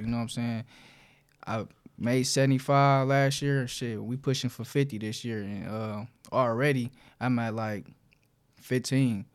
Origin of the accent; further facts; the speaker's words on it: Detroit, Michigan, United States; the West Side, so, uh, like Joy and Southfield area